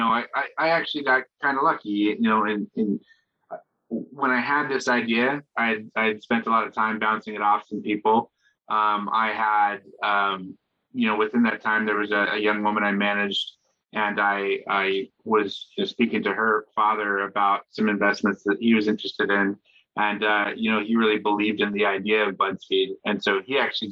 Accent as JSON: {"language": "English", "region": "Washington", "country": "United States", "tie": "born or raised there", "also_born_or_lived": "Seattle / Los Angeles", "moved": "as an adult", "lives_now": "New York, United States", "said": "I grew up in Washington State"}